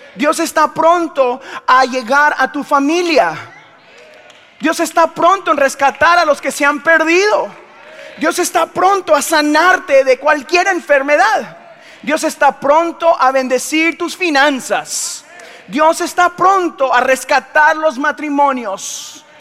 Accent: Guatemala; soy de Guatemala

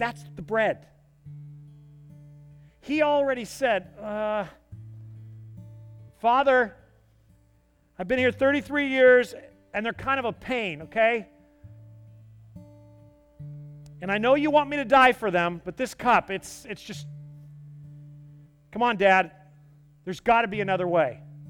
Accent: the South, United States; I'm a Southerner. One day, I'll probably buy square-toed boots.

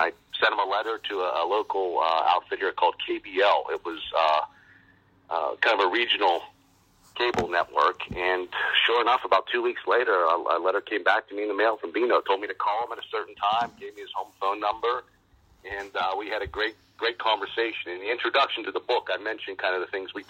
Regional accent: Export, Pennsylvania, United States; I grew up in western Pennsylvania, just outside of Pittsburgh, a small town called Export

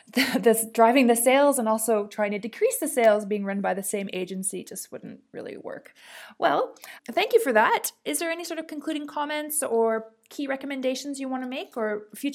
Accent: Australia; I'm from Australia

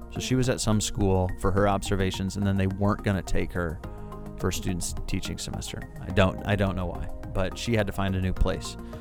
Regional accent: St. Louis, Missouri, United States; also born or lived in Florida; I'm from St. Louis. I went to Brentwood High School

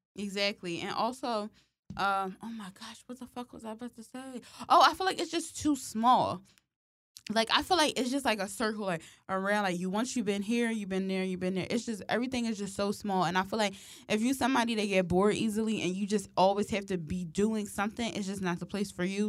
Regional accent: Philadelphia, Pennsylvania, United States; growing up in Philly

